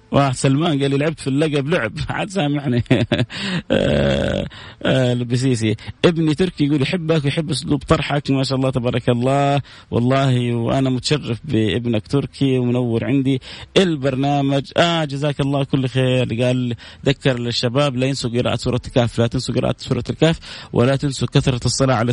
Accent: Medina, Medina Province, Saudi Arabia; وأنا من المدينة المنورة

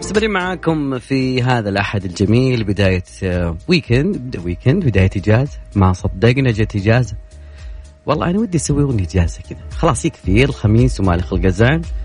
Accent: Riyadh, Riyadh Province, Saudi Arabia; عندنا بالرياض

